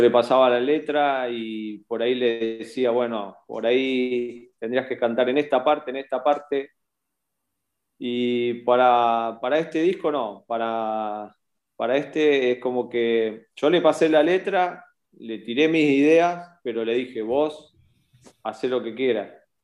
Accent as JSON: {"language": "Spanish", "town": "Bahía Blanca", "region": "Buenos Aires Province", "country": "Argentina", "said": "soy de Bahía Blanca, de Argentina"}